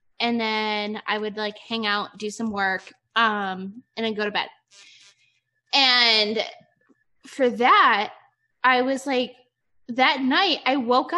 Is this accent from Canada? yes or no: no; Ohio, United States; born or raised there; moved away as an adult; now in Nevada, United States